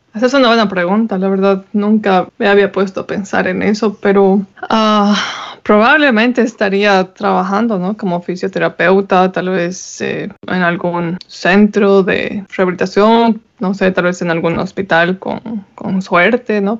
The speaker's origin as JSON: {"language": "Spanish", "country": "Bolivia", "moved": "yes"}